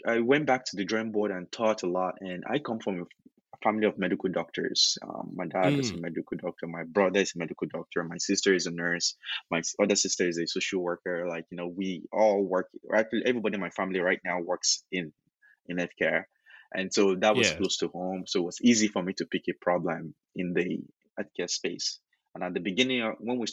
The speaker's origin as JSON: {"language": "English", "country": "Nigeria", "tie": "born or raised there", "also_born_or_lived": "United States", "moved": "as an adult", "said": "I was born and raised in Nigeria, did my undergrad in Nigeria even, and went to the US to study for my grad degree"}